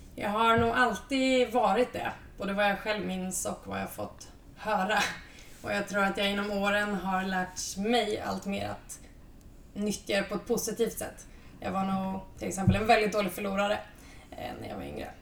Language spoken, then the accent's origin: Swedish; Östergötland, Sweden; moved away; also born or lived in Lund; jag är en envis östgöte i grunden